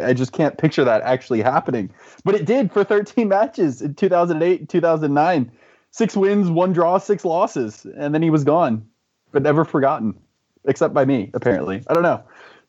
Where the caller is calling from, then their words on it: North Carolina, United States; My parents' spare bedroom in North Carolina, so living the graduated from university life well.